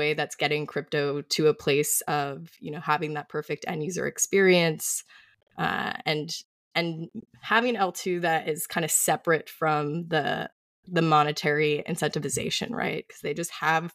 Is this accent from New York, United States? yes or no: yes; Montauk, New York, United States; now in Brooklyn, United States; I grew up out east on Long Island, so like Montauk, Ditch Plains